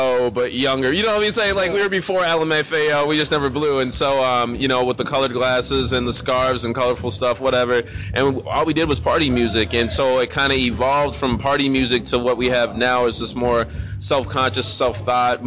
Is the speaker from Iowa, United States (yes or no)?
no; Minnesota, United States; also born or lived in Monrovia, Liberia; I'm originally from Liberia, born in Monrovia. Came here when I was 3 years old due to the civil war that was going on, and ended up in Minnesota, and that's where I kind of put the roots on.